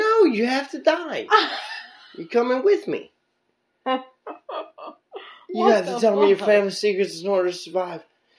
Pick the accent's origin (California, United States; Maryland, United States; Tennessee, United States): Maryland, United States; Baltimore; also born or lived in Pompano Beach, Florida; I'm from Baltimore.